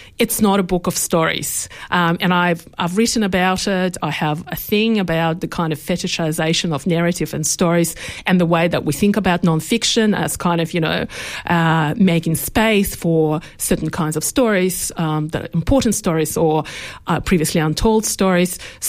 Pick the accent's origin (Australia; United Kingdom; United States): Australia; I think I actually want to be thought of as an Australian writer.